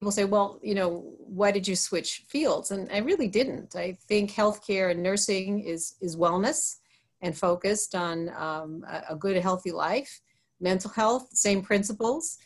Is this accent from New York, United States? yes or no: yes; Long Island, New York, United States; moved away as an adult; also born or lived in rural America; now in Pennsylvania, United States; I have relatives in Pennsylvania, born in New York. And so this part of the world, rural America, even though I lived on Long Island